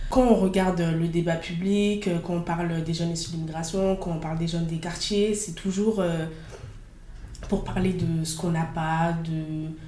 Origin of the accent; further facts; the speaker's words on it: Fos-sur-Mer, Provence-Alpes-Côte d'Azur, France; elle est née dans la ville où j'ai grandi, euh, à Fos.